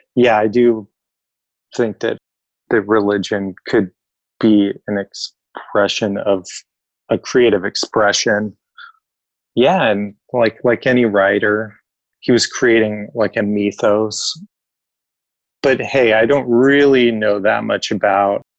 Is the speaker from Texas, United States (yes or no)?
no; Oregon, United States; Most of my family is from Arizona, but I grew up in Oregon